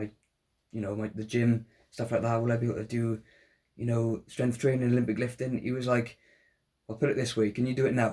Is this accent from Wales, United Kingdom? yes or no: yes; Welsh, Wales, United Kingdom; we're both Welsh